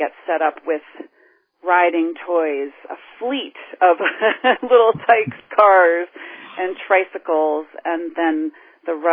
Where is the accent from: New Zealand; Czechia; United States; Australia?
United States; New England; also born or lived in New York City / Philadelphia area; now in Northampton, United States; I grew up in New England